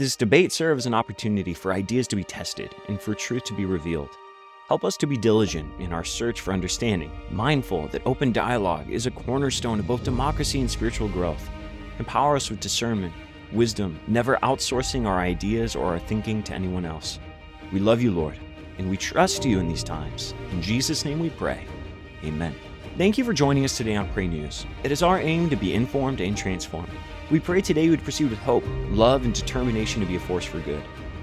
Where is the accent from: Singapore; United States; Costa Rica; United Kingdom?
United States